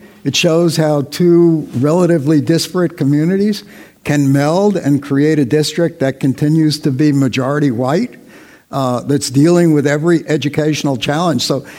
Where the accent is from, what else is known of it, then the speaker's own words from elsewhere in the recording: Newark, New Jersey, United States; I grew up in Newark and I'm very familiar with the Ironbound